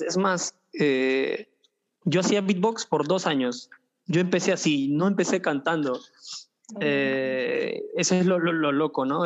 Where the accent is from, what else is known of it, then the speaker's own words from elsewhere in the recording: Lima, Peru; also born or lived in Tumay Huaraca, Andahuaylas, Apurímac; yo nací yo nací en, Lima, mis padres son de Andahuaylas